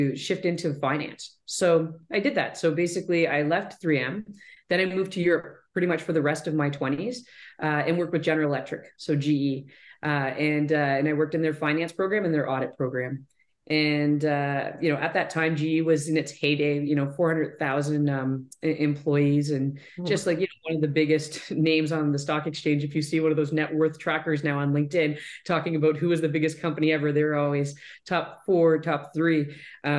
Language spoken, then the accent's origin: English; Southwestern Ontario, Canada; I'm from Southwestern Ontario. So I grew up in Wallsbrooks, just about an hour south of London.